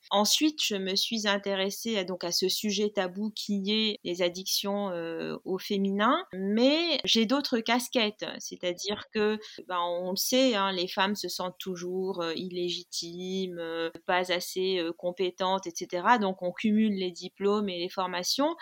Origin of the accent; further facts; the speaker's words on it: Tunis, Tunisia; moved away; also born or lived in Algiers, Algeria; j'ai grandi dans une, euh, une famille tunisienne